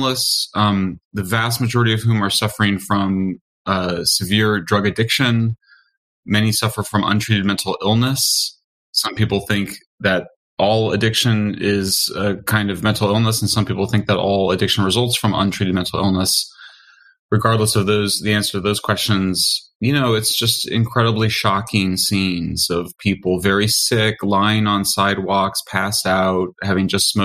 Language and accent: English; San Francisco, California, United States; it's my hometown.